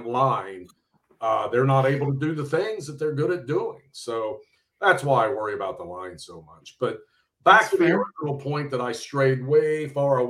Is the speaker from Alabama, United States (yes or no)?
no; Cincinnati, Ohio, United States; I grew up on the East Side, but I tell people I was so far East, it was like the West Side